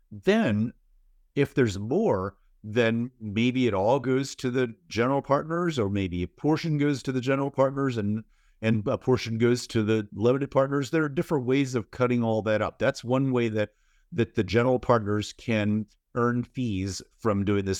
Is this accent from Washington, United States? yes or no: yes; Seattle, Washington, United States; I'm from Seattle